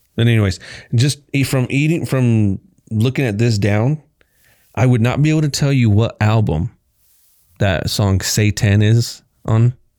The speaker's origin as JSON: {"language": "English", "region": "Kansas", "country": "United States", "tie": "born or raised there", "also_born_or_lived": "Texas / Garden City, Kansas / Liberal, Kansas", "said": "I moved from Texas in fourth grade to fifth grade to Kansas"}